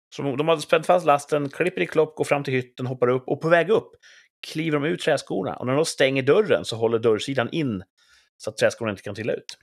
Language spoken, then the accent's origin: Swedish; Sweden; vi är från Sverige